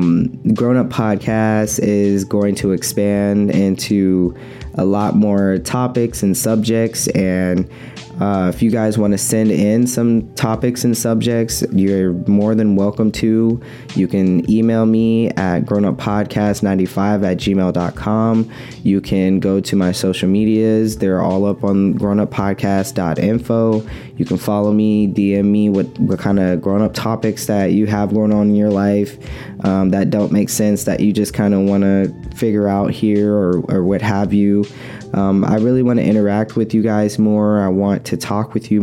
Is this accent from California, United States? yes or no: yes; Oakland, California, United States; I'm from Oakland